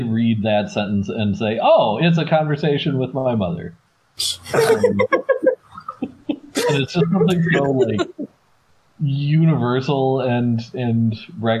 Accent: Wisconsin, United States; walking through the streets of my hometown, a small town in Wisconsin

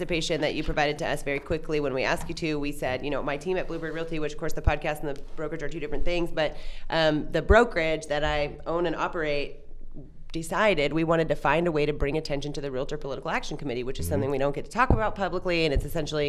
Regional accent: Southern California, United States; I grew up in Southern California

